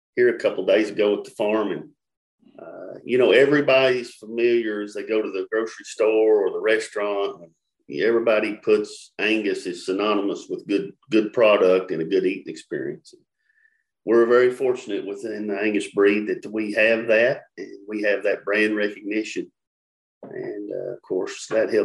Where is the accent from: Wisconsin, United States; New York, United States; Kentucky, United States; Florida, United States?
Kentucky, United States; Russell Springs; I'm from Russell Springs, Kentucky